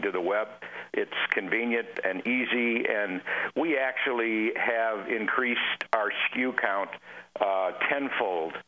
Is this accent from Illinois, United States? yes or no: yes; Illinois, United States; now in Phoenix, United States; I grew up in Illinois